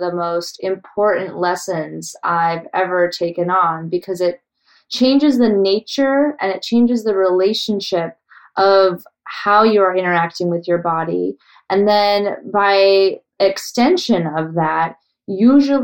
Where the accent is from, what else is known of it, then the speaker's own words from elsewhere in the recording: Colorado, United States; growing up in Colorado